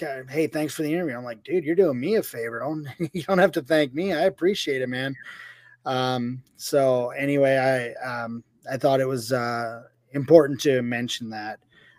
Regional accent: Philadelphia, Pennsylvania, United States; Living in the city, growing up in Philadelphia, in that area.

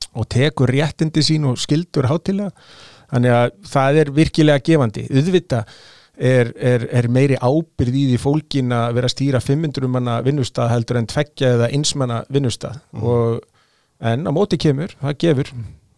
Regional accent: Sweden; now in Iceland; ég ólst upp í Svíþjóð 70-80

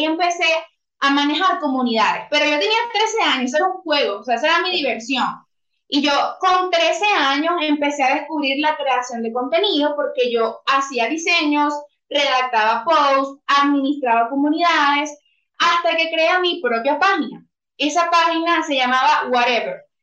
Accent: Venezuela; now in Bogotá, Colombia; En este momento resido en Bogotá, Colombia, pues soy venezolana

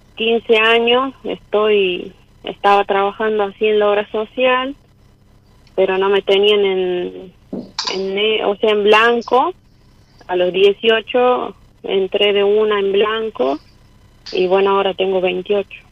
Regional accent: San Fernando del Valle de Catamarca, Catamarca, Argentina; soy de Catamarca Capital

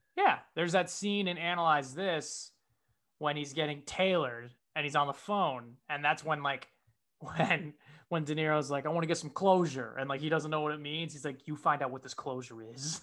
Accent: Connecticut, United States; moved away as an adult; now in Los Angeles, United States; the place where I grew up in Connecticut

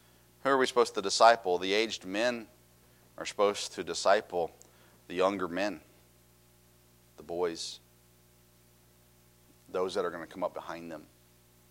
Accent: Tennessee, United States; I grew up in Tennessee

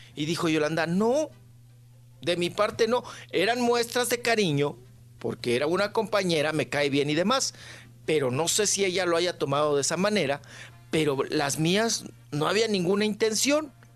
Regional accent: Delicias, Chihuahua, Mexico; moved away; Meoki a un lado de mi tierra, de donde nunca debía haber salido. Sí. De delicias.

